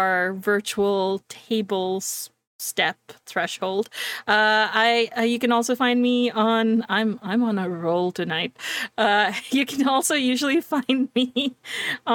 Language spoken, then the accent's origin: English; Canada; I'm Canadian